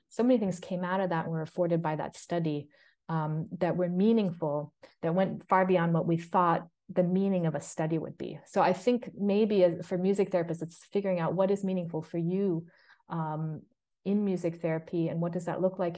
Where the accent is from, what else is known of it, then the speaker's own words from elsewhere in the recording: United States; moved away as an adult; also born or lived in New York City, United States; now in Bergen, Norway; I came to that as an American and a white woman